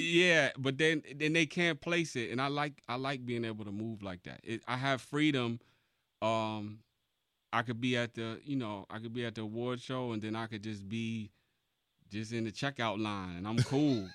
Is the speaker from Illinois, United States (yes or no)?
no; Mount Vernon, New York, United States; I'm from Mount Vernon, New York, Money Earning Mount Vernon